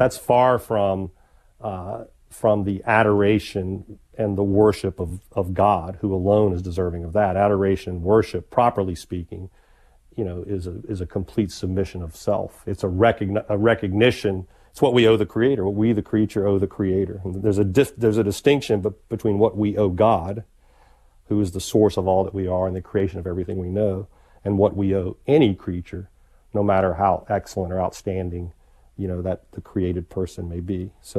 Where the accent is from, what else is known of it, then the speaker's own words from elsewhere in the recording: the South, United States; growing up in the South, I certainly heard that a lot.